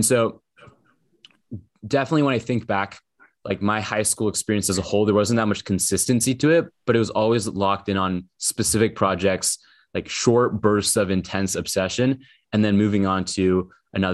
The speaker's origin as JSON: {"language": "English", "town": "Portland", "region": "Oregon", "country": "United States", "said": "I'm from Portland, Oregon."}